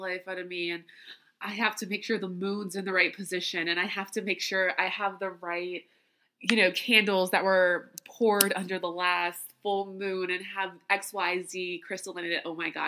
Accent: Louisiana, United States; I grew up in Louisiana. I am Creole.

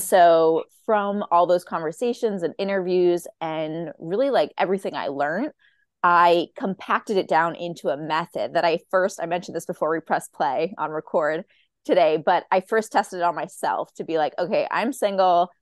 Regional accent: Boston, Massachusetts, United States; I'm from Boston

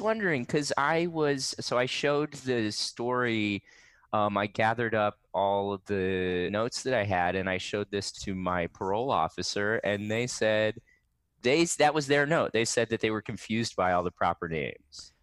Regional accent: Riverside, California, United States; I grew up in Riverside, and there's, like, a pretty strong skate community here

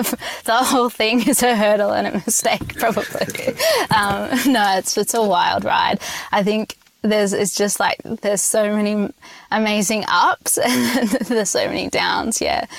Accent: Sydney, New South Wales, Australia; now in United States; I mean, I'm from Sydney, and Semillon kind of flows like water over there

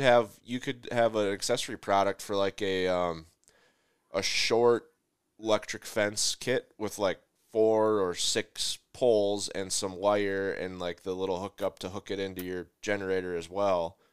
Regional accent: Midwest, United States; I'm from the Midwest, and so ice fishing is a huge cultural thing

